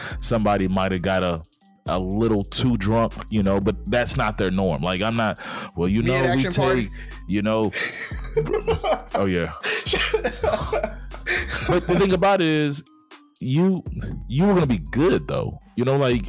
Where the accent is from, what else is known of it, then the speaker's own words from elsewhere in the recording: Mobile, Alabama, United States; moved away as an adult; I love my hometown